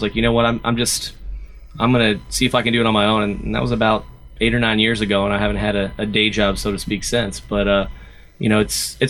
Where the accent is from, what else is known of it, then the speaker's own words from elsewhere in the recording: Columbus, Ohio, United States; moved away as an adult; now in Nashville, United States; born and raised in Columbus. I went to college at Ohio State, so pretty much didn't venture out.